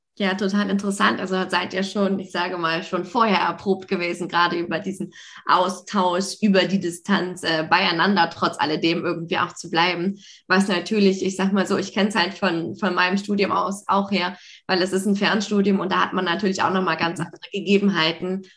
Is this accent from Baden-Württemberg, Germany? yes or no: no; Hamburg, Germany; ich komme auch aus Hamburg